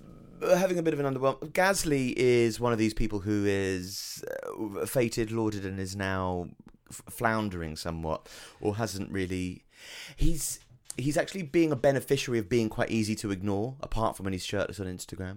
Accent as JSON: {"language": "English", "region": "England", "country": "United Kingdom", "said": "we're English"}